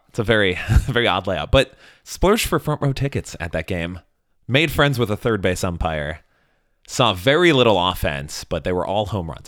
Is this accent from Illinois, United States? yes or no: yes; Chicago, Illinois, United States; I was from Chicago